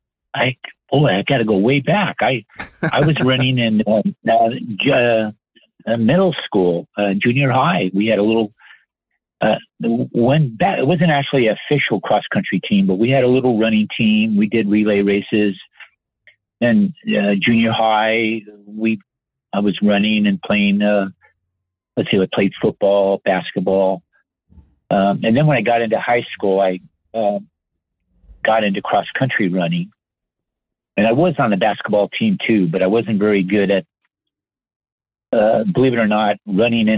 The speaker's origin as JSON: {"language": "English", "town": "Monrovia", "region": "California", "country": "United States", "tie": "born or raised there", "said": "I live in Monrovia, and I was born in Monrovia"}